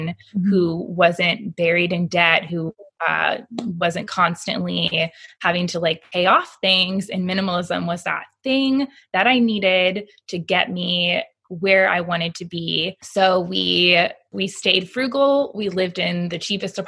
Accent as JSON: {"language": "English", "region": "Florida", "country": "United States", "tie": "born or raised there", "moved": "as an adult", "lives_now": "Alabama, United States", "said": "I was born and raised in Florida"}